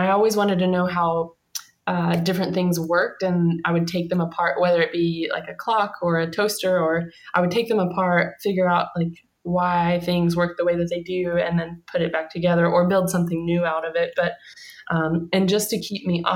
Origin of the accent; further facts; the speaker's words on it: Kentucky, United States; in Kentucky, the backwoods of Kentucky